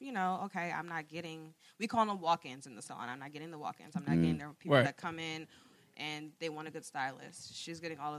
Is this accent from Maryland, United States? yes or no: yes; Germantown, Maryland, United States; I grew up in Germantown